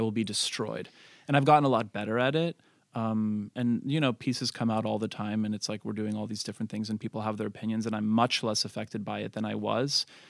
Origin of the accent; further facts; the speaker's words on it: Montreal, Quebec, Canada; I was raised in Montreal, extremely multicultural and diverse